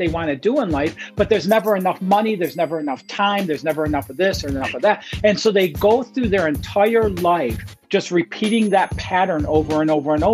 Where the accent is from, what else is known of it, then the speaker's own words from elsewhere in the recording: Detroit, Michigan, United States; now in South Carolina, United States; I'm originally from Detroit, Michigan.